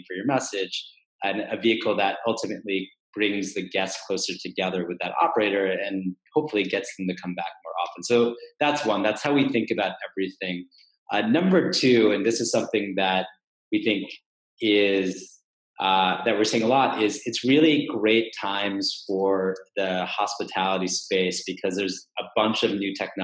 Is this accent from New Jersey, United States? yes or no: no; Texas, United States; now in New York, United States; I'm from Texas originally